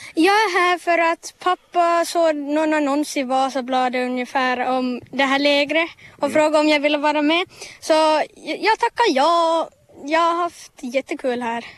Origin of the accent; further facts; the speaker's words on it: Vaasa, Ostrobothnia, Finland; first language Finnish; Swedish is a second language; Och jag kommer från Vasa